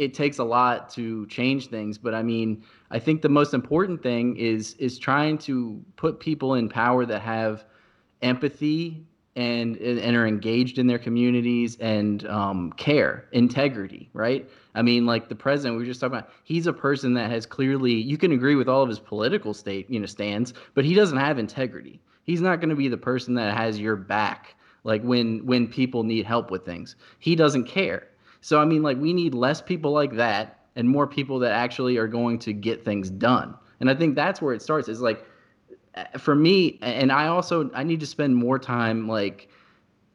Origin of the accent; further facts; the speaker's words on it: Louisa County, Virginia, United States; I grew up in Louisa County